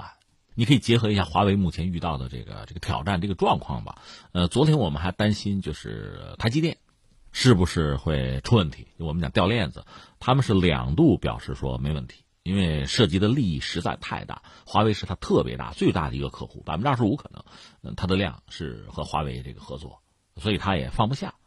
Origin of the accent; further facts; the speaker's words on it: China; 所以就占领前沿、占领这个技术的制高点，对我们中国人来讲，它有着特别重要的意义。